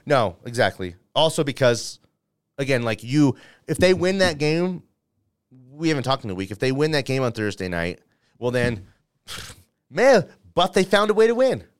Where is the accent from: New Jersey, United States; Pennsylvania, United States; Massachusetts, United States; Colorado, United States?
Colorado, United States; Denver; a dude who is from Denver, Colorado